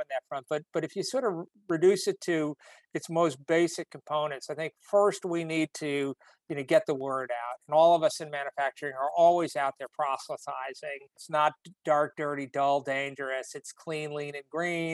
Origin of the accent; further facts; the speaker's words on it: New Britain, Connecticut, United States; I grew up in New Britain, Connecticut, which was at the time called the hardware capital of the world.